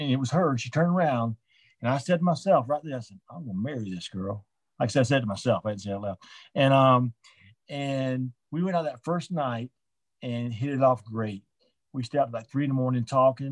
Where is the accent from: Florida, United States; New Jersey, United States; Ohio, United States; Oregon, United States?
Florida, United States; Orlando; now in Atlanta, United States; I grew up in Orlando, I was living here in Atlanta